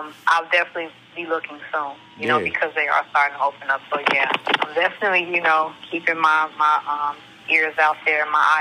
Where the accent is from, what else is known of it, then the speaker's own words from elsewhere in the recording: Chicago, Illinois, United States; moved away as an adult; now in Hollywood, United States; growing up in Chicago and having humble beginnings